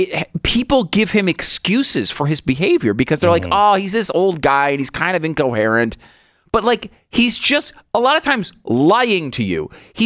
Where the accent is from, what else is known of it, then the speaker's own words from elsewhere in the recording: Northeast, United States; I understand that it's different culture than when I grew up in the East Coast, the Northeast.